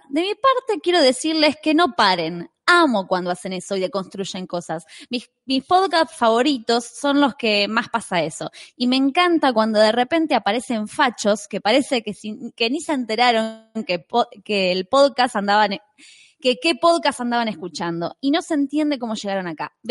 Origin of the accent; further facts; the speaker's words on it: Toledo, Ohio, United States; ¿eh? soy de Toledo, Ohio.